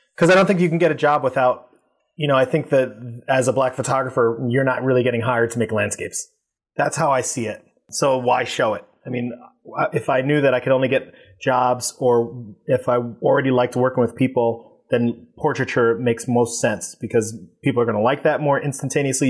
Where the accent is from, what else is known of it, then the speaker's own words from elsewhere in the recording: New York City, New York, United States; also born or lived in Long Island City, Queens; I am from Queens, but Eastern Queens